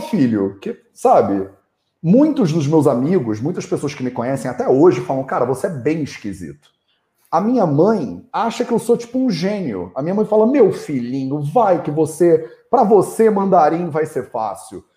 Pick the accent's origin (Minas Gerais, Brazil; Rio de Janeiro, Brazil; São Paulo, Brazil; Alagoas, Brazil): Rio de Janeiro, Brazil; moved away; eu cresci no Rio de Janeiro